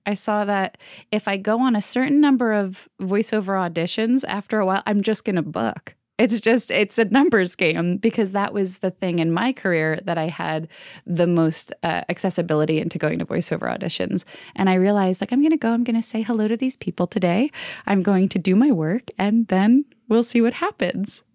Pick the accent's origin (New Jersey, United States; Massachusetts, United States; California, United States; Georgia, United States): New Jersey, United States; Bayville; now in Manhattan, United States; I'm originally from New Jersey, Jersey Strong, the Jersey Shore, actually, a little town called Bayville.